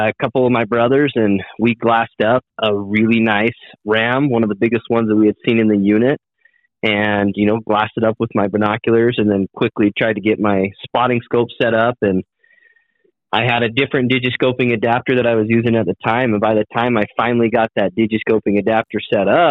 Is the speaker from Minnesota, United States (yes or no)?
no; Southeast Idaho, United States; I'm from Southeast Idaho